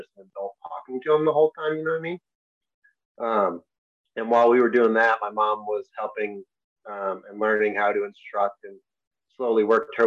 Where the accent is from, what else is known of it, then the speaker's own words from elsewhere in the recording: Enfield, Connecticut, United States; I grew up in Connecticut